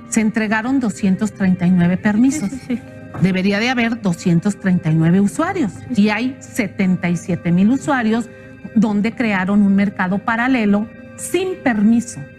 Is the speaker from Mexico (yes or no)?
yes; Mexico; Sería un absurdo que nosotros como mexicanos estemos sometidos a un esclavismo comercial por 20 años